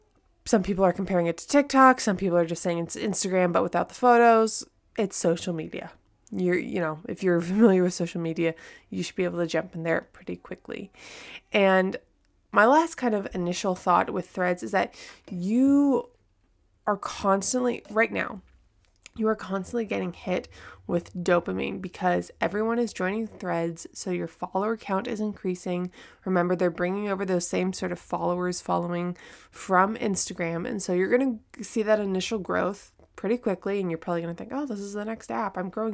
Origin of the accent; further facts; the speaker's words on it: California, United States; also born or lived in France / Texas; now in Japan; I'm from Southern California. I've lived in France, Texas. I now live in Japan.